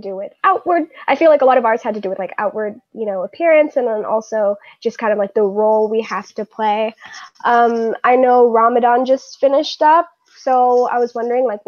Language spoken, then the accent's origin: English; Southern California, United States; I'm from SoCal